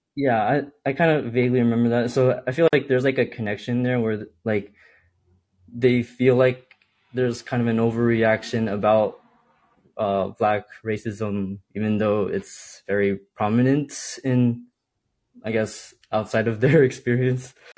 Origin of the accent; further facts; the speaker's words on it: New Jersey, United States; I grew up in New Jersey, like just outside of New York City